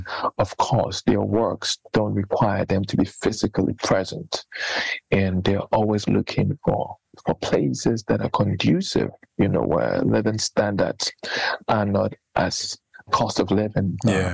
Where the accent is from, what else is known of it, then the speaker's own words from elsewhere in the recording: Cape Coast, Central Region, Ghana; moved away as an adult; also born or lived in Johannesburg; now in Cape Coast, Ghana; I grew up in Cape Coast